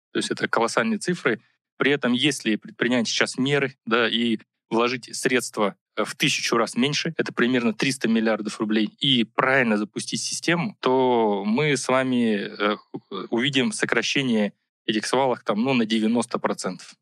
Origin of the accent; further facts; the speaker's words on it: Buryatia, Russia; moved away; я сам из Бурятии, и, и вот, э, Байкал, да, вот, э, родина